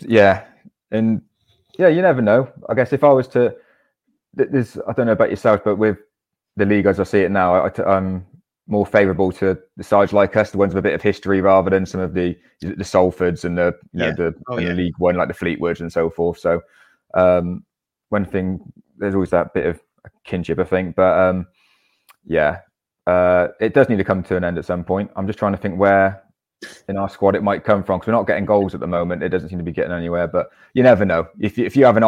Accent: Gloucester, South West England, United Kingdom; moved away; I'm from Gloucester originally, and I used to be involved at Gloucester City

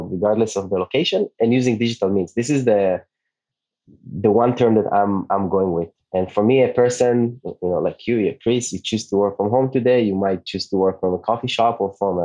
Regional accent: Israel; first language Hebrew; English is a second language; moved away as an adult; also born or lived in New York; And … is an Hebrew name. Where I'm from Israel. My native language

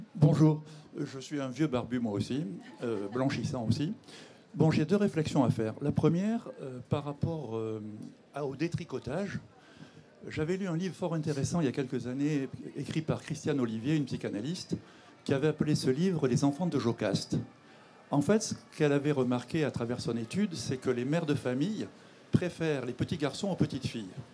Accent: Monaco; je suis monégasque et que je suis fier de mon pays

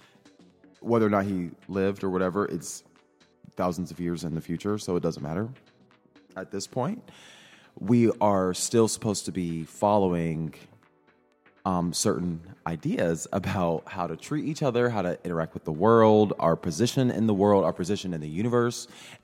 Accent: rural Midwest, United States; I'm a Midwesterner, you know, very normal. I talk, my proximity to whiteness is pretty close because I grew up in just a more conservative rural part of the Midwest

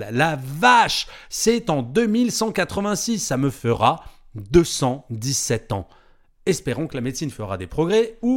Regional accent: France; Ouf, je suis pas née en Corée, je suis française.

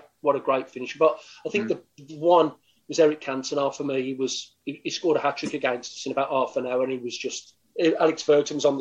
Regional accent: Birmingham, West Midlands, United Kingdom; I was coming from Stechford at the time

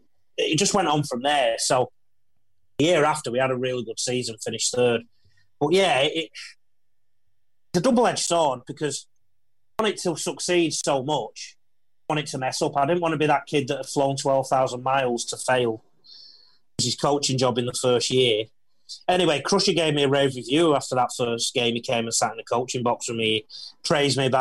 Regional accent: England, United Kingdom; moved away as an adult; now in Australia; this Pommy who's just come off the boat 6 months earlier

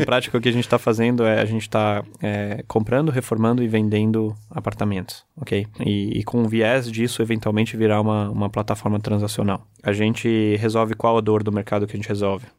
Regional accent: Brazil; also born or lived in Germany; Eu sou alemão, mas eu cresci aqui no Brasil

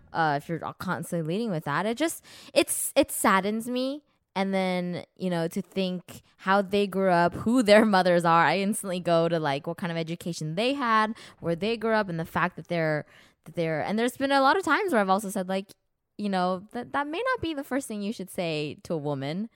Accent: Los Angeles, California, United States; we're from Los Angeles

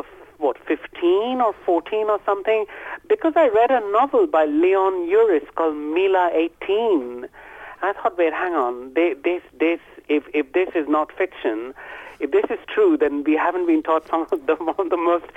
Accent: Kolkata, West Bengal, India; where I was growing up in West Bengal, in Calcutta

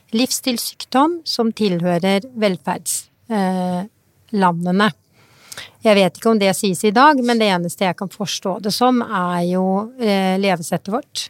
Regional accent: Norway; jeg er født i Norge og er norsk.

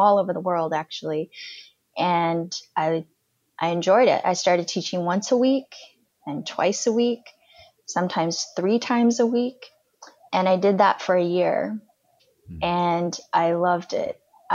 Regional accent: United States; also born or lived in Afghanistan; I'm American.

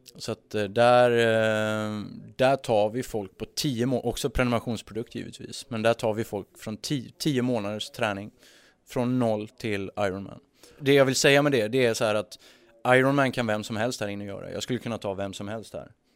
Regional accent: Sweden; som svensk

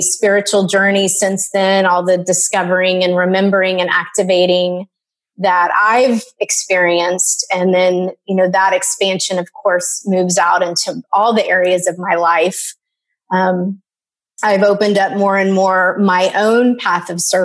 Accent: Dallas, Texas, United States; I grew up in Dallas, Texas.

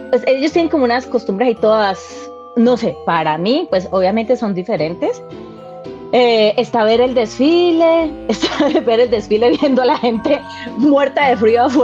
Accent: Colombia; Eh, primero que todo, como colombianos y como habitantes del planeta Tierra, tenemos

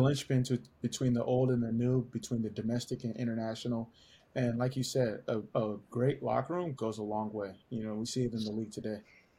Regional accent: Costa Rica; now in United States; And obviously growing up in Costa Rica, playing with the Hood Stars, those are the things that you learn.

